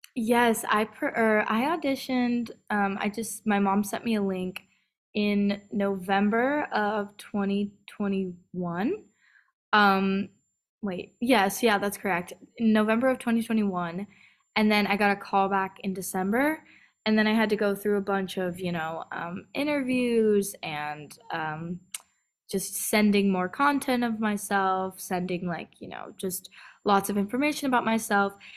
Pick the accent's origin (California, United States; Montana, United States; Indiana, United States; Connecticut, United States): California, United States; also born or lived in San Diego / Rancho Cucamonga / North Carolina; I was born in San Diego, then I moved to, um, Rancho Cucamonga, which is kind of a, uh, inland part of L A, and then I moved to North Carolina, um, for about five years, and then I moved back to California